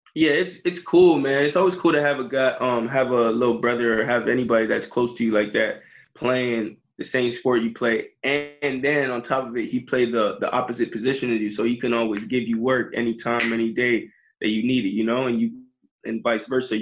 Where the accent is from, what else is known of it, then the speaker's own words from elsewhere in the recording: Jamaica; I'm Jamaican